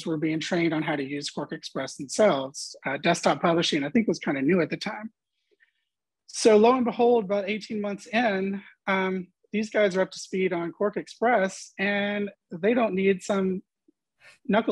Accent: Hot Springs, Arkansas, United States; moved away as an adult; also born or lived in Little Rock, Arkansas / Dallas, Texas; I grew up in Hot Springs

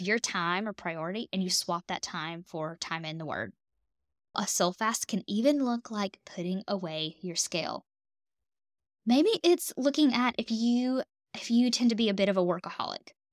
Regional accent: the South, United States; I'm a Southern girl. I'm from the South

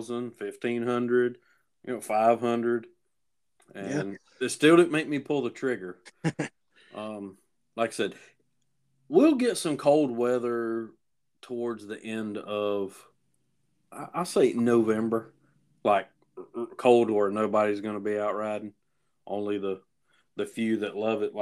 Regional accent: Cowpens, South Carolina, United States; my hometown of Cowpens

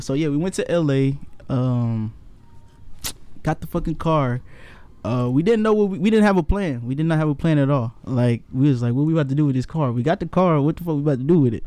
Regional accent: Kansas City, Missouri, United States; now in San Diego, United States; I'm from Kansas City. I'm a city boy

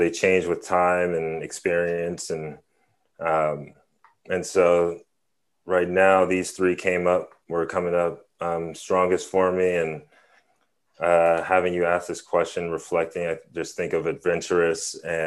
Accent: San Francisco, California, United States; born and raised in San Francisco

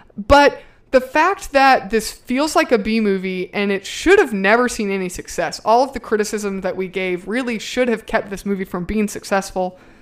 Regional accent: the South, United States; I'm from the South

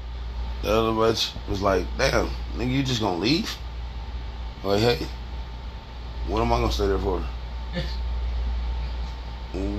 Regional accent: California, United States; I'm from Cali

